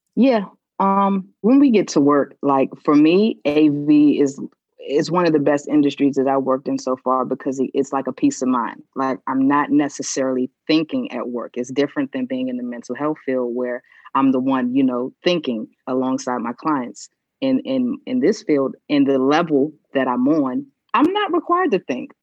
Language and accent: English; Washington, District of Columbia, United States; also born or lived in Potomac, Maryland / North Carolina; I grew up in DC